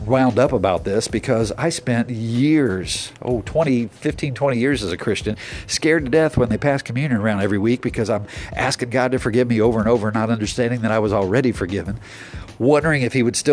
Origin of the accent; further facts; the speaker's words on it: United States; as an American